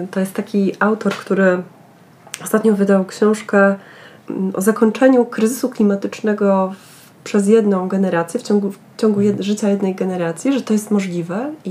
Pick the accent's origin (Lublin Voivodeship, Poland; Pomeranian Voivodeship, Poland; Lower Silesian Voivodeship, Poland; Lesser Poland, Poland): Lower Silesian Voivodeship, Poland; dorastałam i wychowywałam się w Karkonoszach, y, z, y, z, mm, a mój pokój miał mały balkonik y, z widokiem na góry